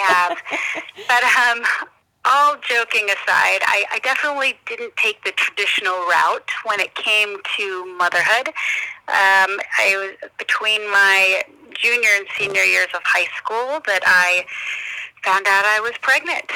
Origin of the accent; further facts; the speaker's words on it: Arizona, United States; I'm born and raised in Arizona.